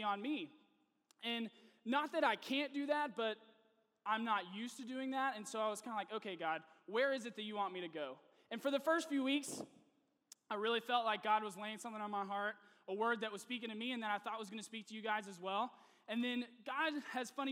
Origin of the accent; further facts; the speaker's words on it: Nashville, Tennessee, United States; moved away as an adult; also born or lived in Texas; I am actually originally from Nashville, Tennessee, so my entire family is there, all of my friends from college, everyone I'd ever grown up with is in Tennessee